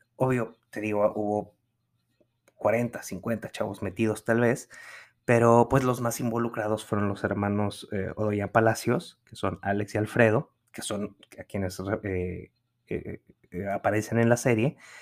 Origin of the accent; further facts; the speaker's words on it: San Pedro Garza García, Nuevo León, Mexico; also born or lived in New York; San Pedro Garza García, que es de donde, en donde yo crecí, en Nuevo León